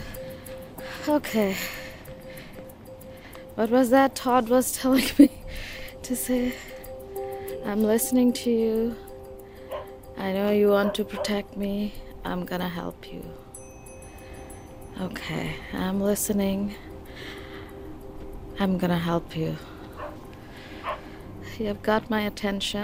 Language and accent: English; Bangladesh; now in Canada; a lot of my friends had similar fear, like who we grew up in Bangladesh